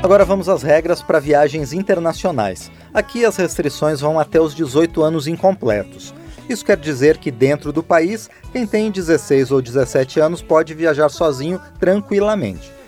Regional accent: Brasília, Federal District, Brazil; sou brasiliense e tenho 22 anos

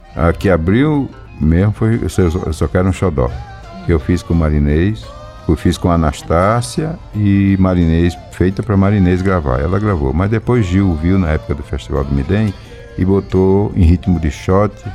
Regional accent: Nilópolis, Rio de Janeiro, Brazil; also born or lived in Garanhuns, Pernambuco; lá em Nilópolis, que eu me criei em Nilópolis

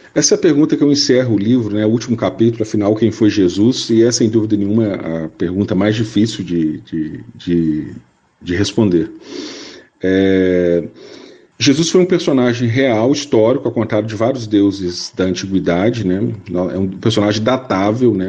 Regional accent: Minas Gerais, Brazil; Minas Gerais, minha terra natal

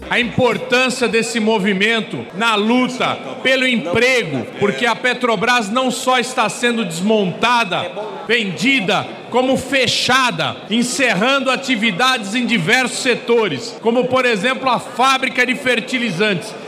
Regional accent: Brazil; eu sou brasileira

